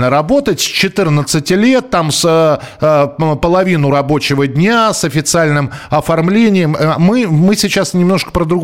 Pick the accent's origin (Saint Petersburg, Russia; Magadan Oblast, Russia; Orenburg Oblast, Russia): Orenburg Oblast, Russia; Сам родом из Оренбургской области девочек учили вязать знаменитые оренбургские платки.